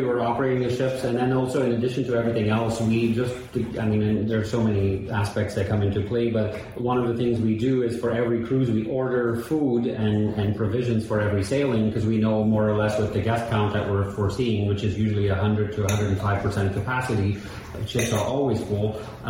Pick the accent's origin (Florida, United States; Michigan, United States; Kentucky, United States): Florida, United States; Miami; Even during the pandemic, we're from Miami. We know what was going on.